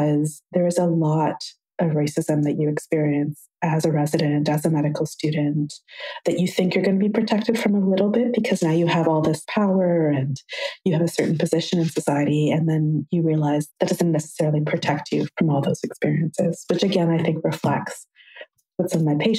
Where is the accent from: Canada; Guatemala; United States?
Canada; Toronto, Ontario; I'm from Toronto. I work in Toronto